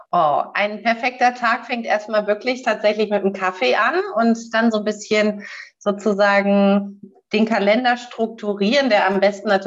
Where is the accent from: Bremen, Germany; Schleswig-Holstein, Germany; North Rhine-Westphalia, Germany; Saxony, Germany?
Bremen, Germany; born there; ich bin Nord, Nord, Norddeutsch, ähm, aber ich kann dir nicht genau sagen, was meine Heimat ist. Ich kann dir sagen, es ist Hamburg, aber hier komme ich nicht her. Ich bin in Bremen geboren